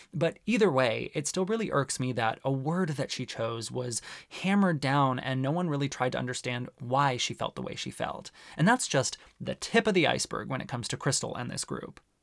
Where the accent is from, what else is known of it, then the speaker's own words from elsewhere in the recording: Arizona, United States; growing up in Arizona